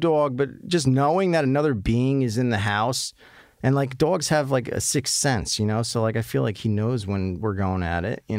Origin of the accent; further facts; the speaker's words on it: New Jersey, United States; accent: Jersey; the way I talk alone, my accent, people automatically assume I'm some douchey guy from Jersey.